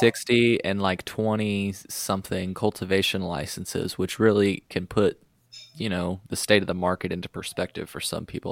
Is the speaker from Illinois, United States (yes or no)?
yes; Illinois, United States; we're from Illinois